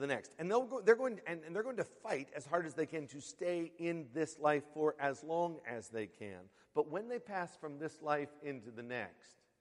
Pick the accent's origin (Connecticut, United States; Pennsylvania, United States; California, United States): Pennsylvania, United States; Western; now in Queens, United States; I grew up in Western Pennsylvania